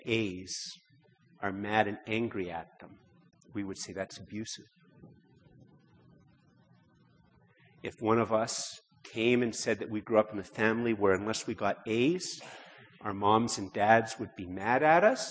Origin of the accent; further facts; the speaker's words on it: Canada; most of us, because we're Canadian